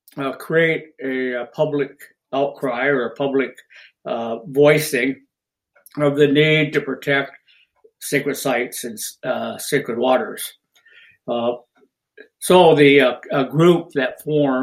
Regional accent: San Juan Islands, Washington, United States; We're from the San Juan Islands of Washington State, Puget Sound, or the Salish Sea

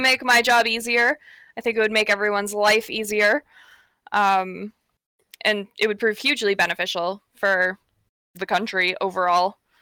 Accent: Pickle Lake, Ontario, Canada; now in Thunder Bay, Canada; I'm actually from Pickle Lake, uh, which is the furthest north

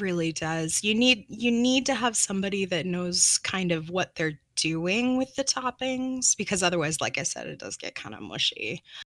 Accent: New Mexico, United States; I come from New Mexico

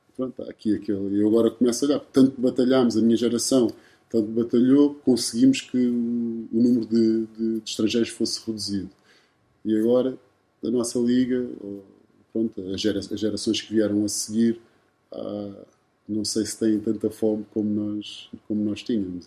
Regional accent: Lisbon, Portugal; also born or lived in Cape Verde (ancestry) / Charlotte, United States / San Sebastián, Spain / Porto; o sítio onde, onde, eu cresci foi em Chelas

